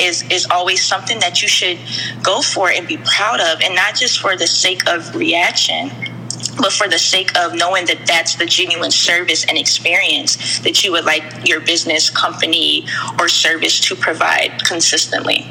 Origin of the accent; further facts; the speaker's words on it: North Carolina, United States; also born or lived in Mount Holly, New Jersey / Southern New Jersey; I was born in a small city called Mount Holly, New Jersey, and moved down south to another small city in North Carolina as a child, where I was raised by my grandparents